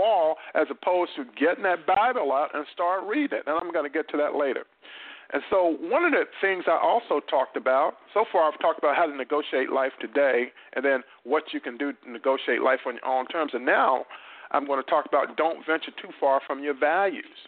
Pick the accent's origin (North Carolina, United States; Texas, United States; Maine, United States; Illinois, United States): North Carolina, United States; in my hometown in North Carolina